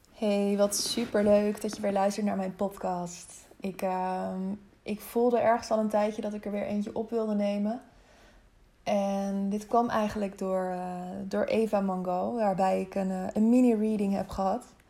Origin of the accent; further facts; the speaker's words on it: Harderwijk, Gelderland, Netherlands; also born or lived in Wezep / Zeewolde; vlakbij Harderwijk, waar, eh, waar ik geboren ben